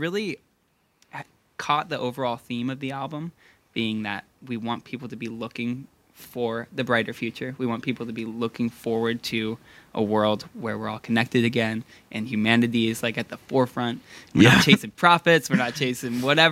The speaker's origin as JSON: {"language": "English", "town": "Hood River", "region": "Oregon", "country": "United States", "tie": "born or raised there", "said": "growing up in Hood River"}